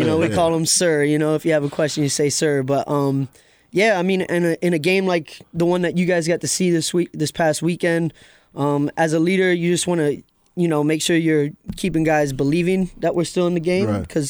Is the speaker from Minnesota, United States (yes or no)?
yes; Minneapolis, Minnesota, United States; moved away as an adult; also born or lived in San Diego / New York City; I'm born and bred in Minneapolis, Minnesota, so I'm a Midwesterner.